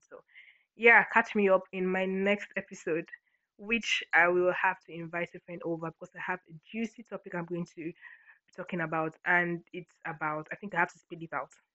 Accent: Akwa Ibom, Nigeria; I'm from Akwa Ibom, Nigeria, Akwa Ibom State.

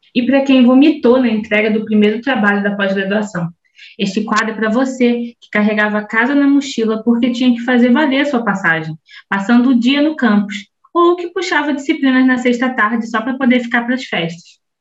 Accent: Belford Roxo, Rio de Janeiro, Brazil; eu sou de Belo Roxo. É, nascida no, no estado do Rio de Janeiro

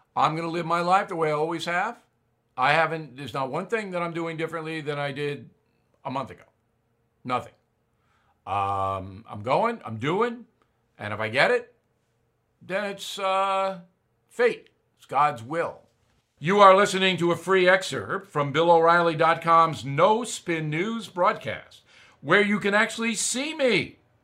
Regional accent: United States; as an American

